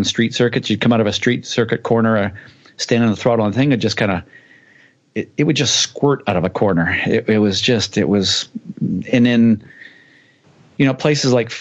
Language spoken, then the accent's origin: English; Vancouver, British Columbia, Canada; Vancouver, my hometown.